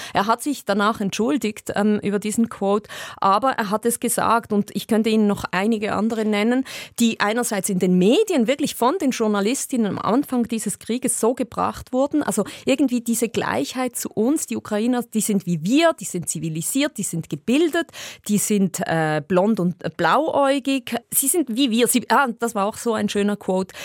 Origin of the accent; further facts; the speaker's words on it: Switzerland; bin eigentlich mit, dieser, mit diesem Gefühl in Europa aufgewachsen und auch eben in der Schweiz